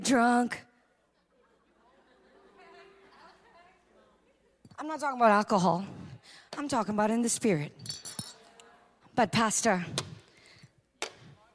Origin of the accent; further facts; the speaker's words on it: Trinidad & Tobago; also born or lived in New York; now in United States; I'm from Trinidad and Tobago.